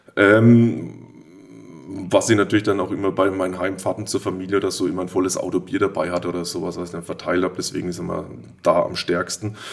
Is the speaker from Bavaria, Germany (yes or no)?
yes; Würzburg, Bavaria, Germany; also born or lived in Fulda; now in Oberelsbach, Germany; geboren in Fulda, aufgewachsen in Würzburg, aber mit äh, großen Anteilen hier in Oberelsbach, weil meine Mama von hier kam